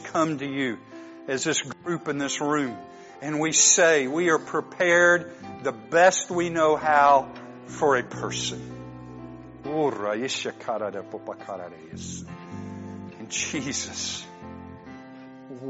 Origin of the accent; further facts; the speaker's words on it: United States; I'm an American